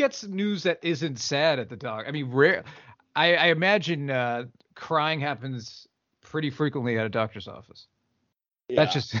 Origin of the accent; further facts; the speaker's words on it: New England, United States; I'm from New England and I came from a long line of people who were taught to bury their feelings